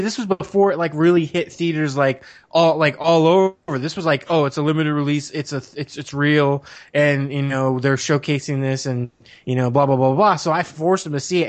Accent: Arizona, United States; also born or lived in Washington, D.C. / Laurel, Maryland; they moved out shortly after I was born to over here in Arizona, and I've been here ever since

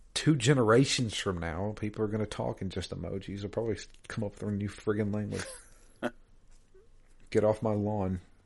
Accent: Georgia, United States; I'm I'm from Georgia

